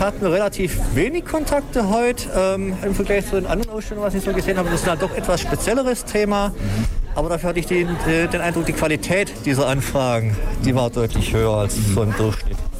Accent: Ulm, Baden-Württemberg, Germany; also born or lived in Swabian region; ich äh, bin gebürtiger Ulmer

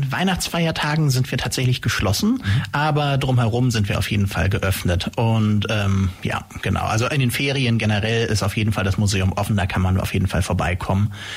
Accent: Langenau, Baden-Württemberg, Germany; also born or lived in Hamburg / Stuttgart; geboren in Hamburg, aber hier in der Ulmer Gegend aufgewachsen, eigentlich mehr oder weniger aus Langenau

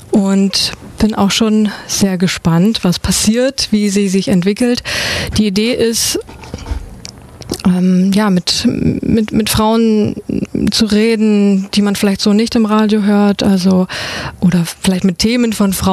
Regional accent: Brandenburg, Germany; also born or lived in Berlin; now in Ulm, Germany; ich wohne in Ulm. Also ich bin nicht gebürtige Ulmerin. Ich komme eigentlich aus äh, Brandenburg, beziehungsweise habe auch in Berlin gewohnt.

